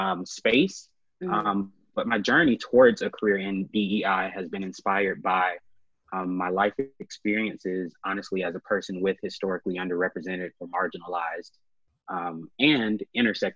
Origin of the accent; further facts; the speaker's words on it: Birmingham, Alabama, United States; moved away as an adult; also born or lived in Auburn, Alabama / Washington, D.C.; now in Atlanta, United States; a native of Birmingham, Alabama.